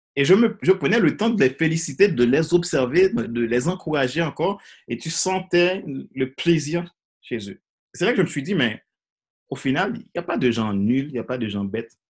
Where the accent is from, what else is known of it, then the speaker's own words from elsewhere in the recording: Haiti; moved away as an adult; also born or lived in Ecuador / French Guiana; je suis originaire de Haïti. J'ai grandi en Haïti